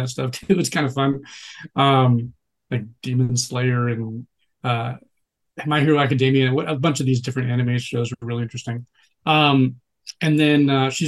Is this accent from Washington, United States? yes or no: yes; Seattle, Washington, United States; moved away as an adult; also born or lived in Tallahassee, Florida / Los Angeles; I'm actually from Seattle